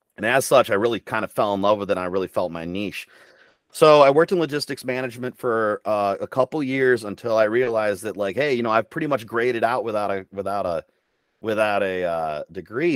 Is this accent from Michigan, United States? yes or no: yes; Midland, Michigan, United States; moved away as an adult; I was born in Midland, Michigan, and raised there, uh, until I was nineteen years old when I left and I joined the Army